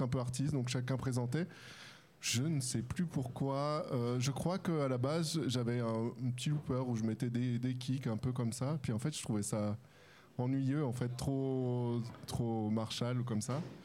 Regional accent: France; first language French; moved away as an adult; now in Switzerland; je suis français

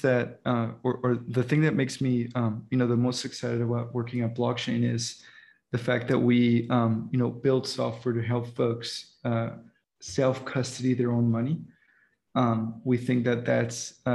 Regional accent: Dominican Republic; moved away; I was raised in the Dominican Republic

